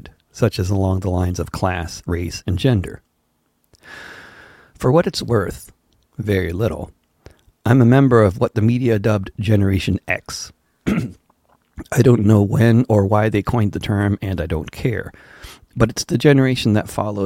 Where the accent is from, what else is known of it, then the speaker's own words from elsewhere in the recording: Wilton, United States; Growing up in Wilton